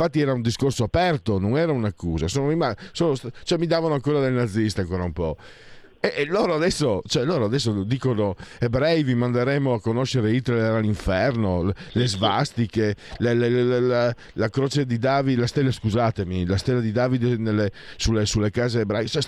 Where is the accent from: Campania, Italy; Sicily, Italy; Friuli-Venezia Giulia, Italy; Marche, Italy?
Friuli-Venezia Giulia, Italy; vengo dal Friuli